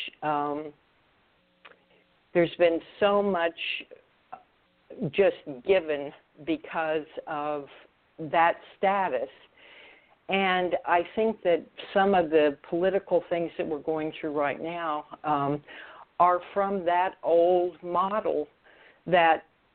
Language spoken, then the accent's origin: English; Oklahoma City, Oklahoma, United States; moved away as an adult; also born or lived in Florida; He was a physician in my hometown and was very close to my family. And as I was hired back to Oklahoma City from Florida